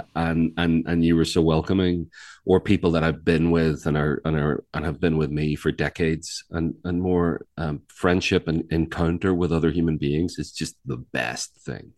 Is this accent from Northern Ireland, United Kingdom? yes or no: yes; Belfast, Northern Ireland, United Kingdom; now in North Carolina, United States; I'm from Ireland. I live in North Carolina much of the time.